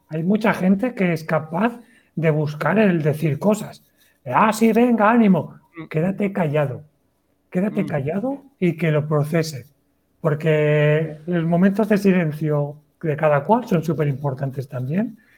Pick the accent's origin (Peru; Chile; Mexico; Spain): Spain; Valencia, Valencian Community; tengo 36 años y vengo desde Valencia.